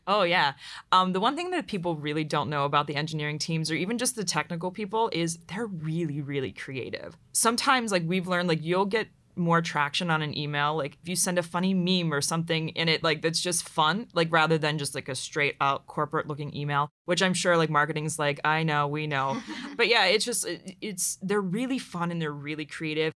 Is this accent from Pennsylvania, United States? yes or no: yes; Pittsburgh, Pennsylvania, United States; moved away as an adult; also born or lived in Dayton, Ohio; I grew up in Pittsburgh, Pennsylvania